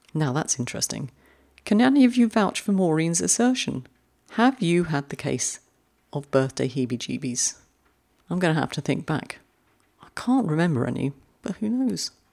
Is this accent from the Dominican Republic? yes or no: no; London, United Kingdom; moved away; I'm a fellow Londoner. And you can take the girl out of London, but you can't take London out of the girl.